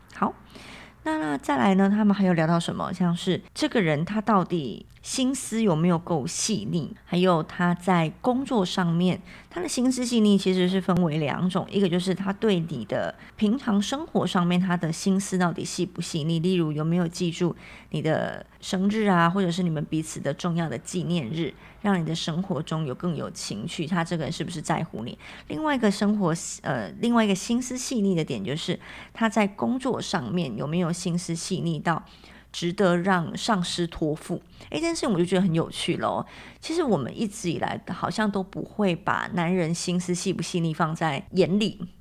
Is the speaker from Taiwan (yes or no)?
yes; Taiwan; 我是台湾人嘛，那我又是乡下小孩